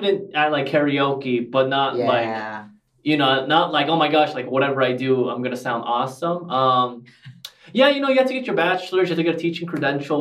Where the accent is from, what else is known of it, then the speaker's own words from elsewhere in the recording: Glendale, California, United States; I grew up in Glendale back in the early 2000s